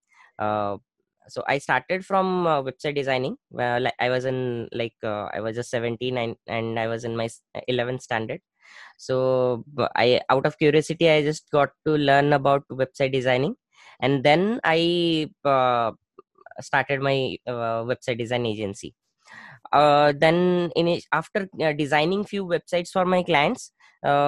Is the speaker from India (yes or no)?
yes; Bhubaneswar, Odisha, India; I started a proper digital agency in my hometown in Bhubaneswar.